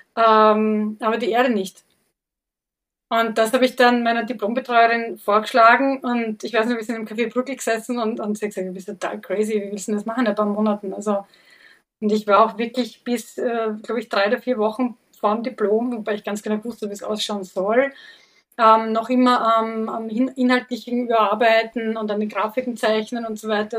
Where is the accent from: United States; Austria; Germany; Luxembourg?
Austria; Vienna; Ich bin selber im Wiener Gemeindebau aufgewachsen, im 22. Bezirk